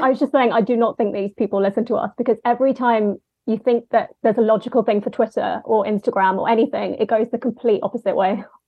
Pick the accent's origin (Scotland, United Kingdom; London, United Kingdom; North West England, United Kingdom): London, United Kingdom; I'm from London, as you may have picked up on the accent